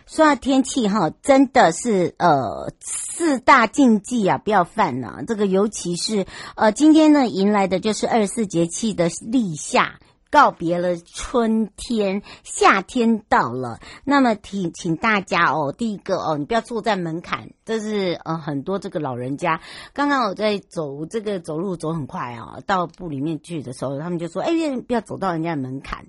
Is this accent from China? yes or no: no; Taiwan; 回到我的家乡